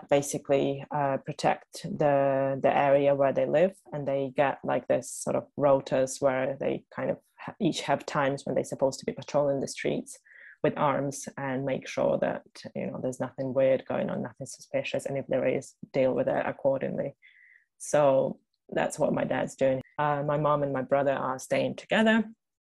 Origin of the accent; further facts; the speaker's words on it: Ukraine; we come from the Soviet Union where religious holidays were not allowed, were banned. New Year's Eve became the new Christmas for Ukrainians